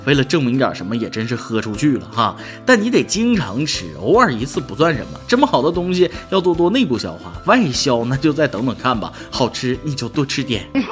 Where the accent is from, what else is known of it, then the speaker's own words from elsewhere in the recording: northern China, China; 作为一个北方人